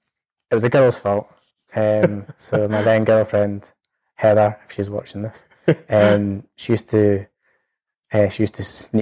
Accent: Edinburgh, Scotland, United Kingdom; It was great. I lived just near Portobello. So actually it's something I love being near the sea. It's never left me. So we stayed in Mountcastle area.

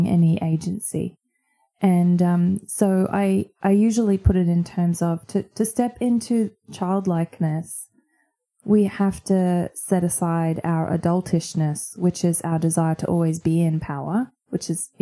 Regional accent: Queensland, Australia; moved away as an adult; also born or lived in United States; now in Brisbane, Australia; the churches that I grew up in here in Queensland

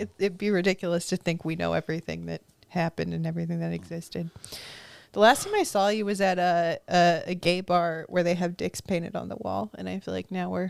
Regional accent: Huntington Beach, California, United States; Huntington Beach.

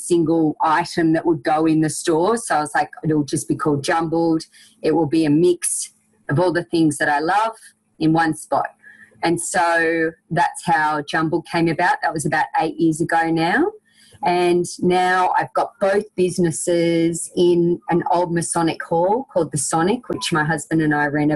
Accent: Orange, New South Wales, Australia; And I'm from Orange. I grew up here, which is Central West New South Wales.

